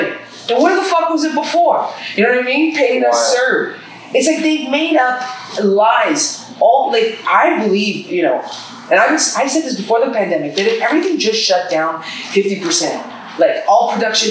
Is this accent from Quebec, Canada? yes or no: no; Sudbury, Ontario, Canada; now in Toronto, Canada; I'm from Sudbury